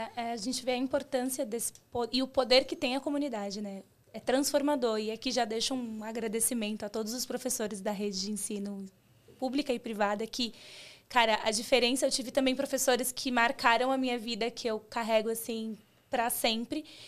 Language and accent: Portuguese; São Paulo, Brazil; a gente é do mesmo bairro periferia de São Paulo